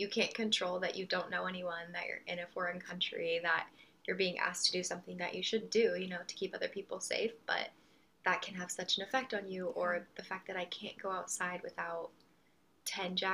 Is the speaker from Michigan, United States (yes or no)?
no; Colorado, United States; now in Texas, United States; we're from Colorado